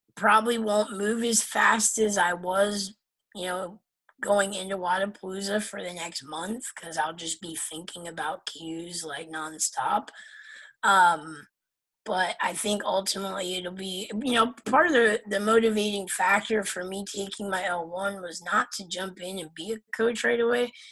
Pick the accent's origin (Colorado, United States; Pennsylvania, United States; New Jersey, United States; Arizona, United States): Pennsylvania, United States; moved away; I'm from Pennsylvania originally